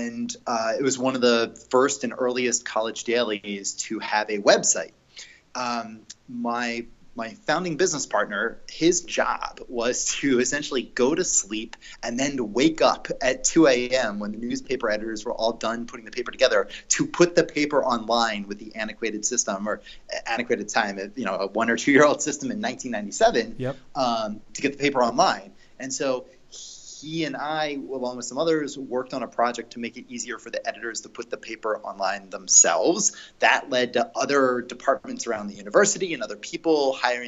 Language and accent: English; Philadelphia, Pennsylvania, United States; moved away as an adult; also born or lived in Rhode Island; now in Santa Monica, United States; I grew up in Philadelphia, went to college in Rhode Island, was back in Philadelphia running my first company before moving out to California.